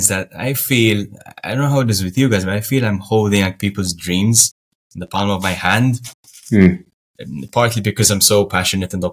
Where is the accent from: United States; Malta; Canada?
Malta; Malta is a sunny Mediterranean island just below Italy. And we speak we speak in English and Maltese, which is our language that resembles Arabic